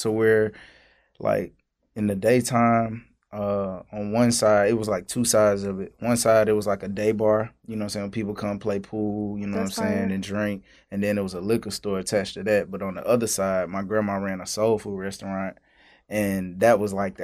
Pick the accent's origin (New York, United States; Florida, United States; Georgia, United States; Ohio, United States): Georgia, United States; Augusta; moved away as an adult; now in Atlanta, United States; I'm from Augusta